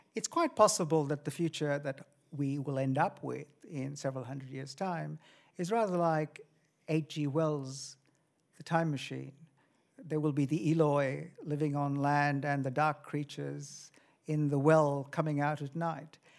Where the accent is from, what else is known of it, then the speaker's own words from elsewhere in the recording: India; moved away; I come from India